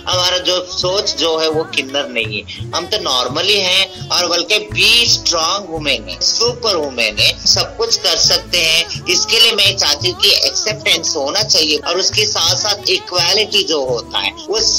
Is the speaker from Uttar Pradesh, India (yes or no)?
no; Chandigarh, India; है और मैं चंडीगढ़ से हूँ मैं पंजाब यूनिवर्सिटी में स्टूडेंट